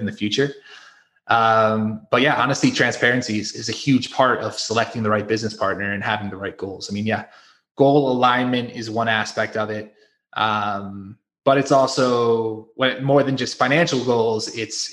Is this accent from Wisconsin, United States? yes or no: no; Connecticut, United States; moved away as an adult; also born or lived in South Carolina / Florida / Mexico; we're all from Connecticut originally